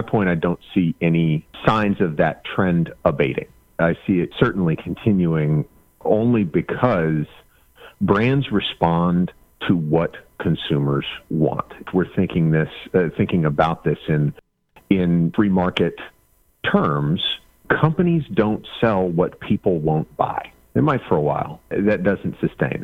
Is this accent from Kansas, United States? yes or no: yes; Kansas, United States; I grew up in Kansas